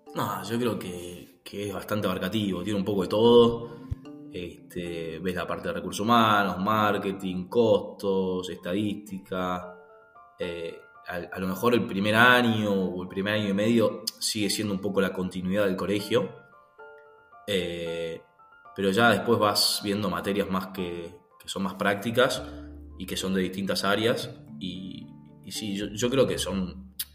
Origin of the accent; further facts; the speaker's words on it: Buenos Aires, Argentina; now in Pilar, Argentina; ahora estoy viviendo en Pilar, viví siempre en Capital y este año me mudé en Pilar, provincia de Buenos Aires